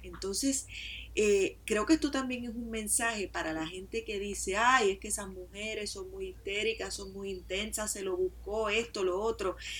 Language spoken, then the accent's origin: Spanish; Puerto Rico; a mí como mujer puertorriqueña